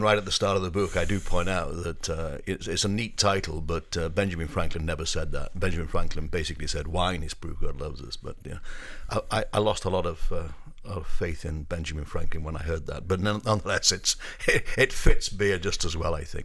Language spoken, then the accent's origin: English; Up Holland, North West England, United Kingdom; now in United States; I grew up in the northwest of England, um, a village, uh, that is between Manchester and Liverpool, a village called Up Holland.